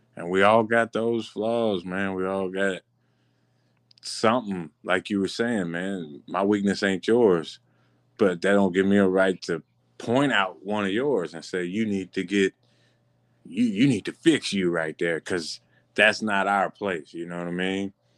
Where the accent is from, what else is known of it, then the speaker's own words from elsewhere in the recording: Marianna, United States; I'm from Mariana.